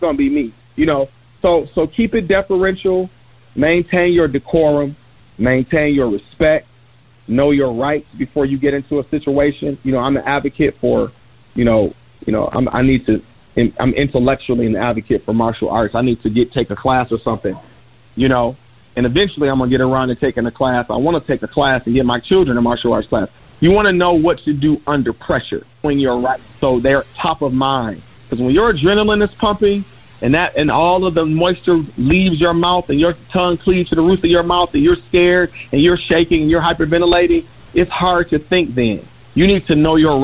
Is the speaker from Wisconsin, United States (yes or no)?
no; Detroit, Michigan, United States; I'm from Detroit